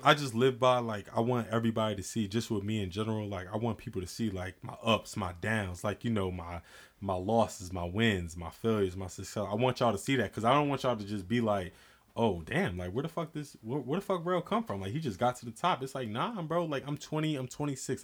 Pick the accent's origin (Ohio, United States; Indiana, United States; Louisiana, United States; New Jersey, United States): New Jersey, United States; born or raised there